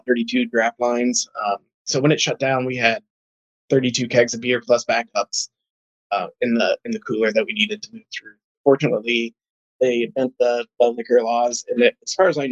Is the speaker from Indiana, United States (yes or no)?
yes; Columbus, Indiana, United States; moved away as an adult; also born or lived in Chicago, Illinois; now in St. Charles, United States; I grew up in Southern Indiana, in Columbus, Indiana.